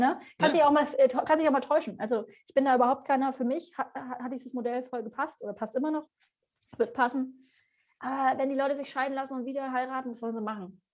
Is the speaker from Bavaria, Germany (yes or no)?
yes; Bavaria, Germany; now in Hamburg, Germany; Aber ich komme halt aus Bayern